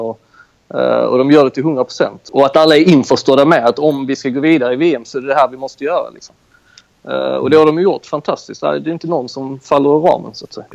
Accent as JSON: {"language": "Swedish", "region": "Skåne", "country": "Sweden", "moved": "as an adult", "lives_now": "Greece", "said": "jag är ju också från Skåne"}